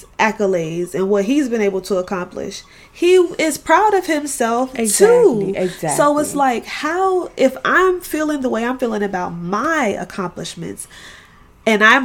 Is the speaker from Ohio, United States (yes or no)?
no; Florida, United States; I'm from Florida